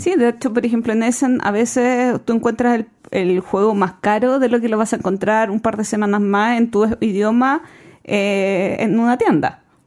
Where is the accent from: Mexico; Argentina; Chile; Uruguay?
Chile; nosotros como chilenos